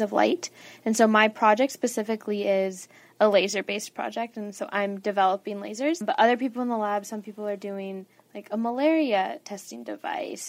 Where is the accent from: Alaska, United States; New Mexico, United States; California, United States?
New Mexico, United States; Albuquerque; moved away as an adult; now in Los Angeles, United States; I'm a sophomore studying electrical engineering, and I'm from Albuquerque, New Mexico